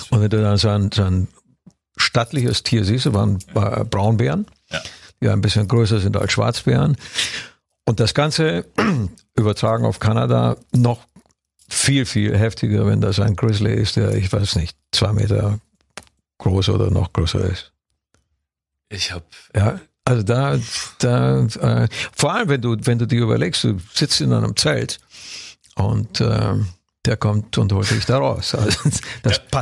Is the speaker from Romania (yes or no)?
yes; Transylvania, Romania; German is a second language; wir haben jetzt auch in da, der wo ich herkomme, aus welche. Transsilvanien. Da sind welche.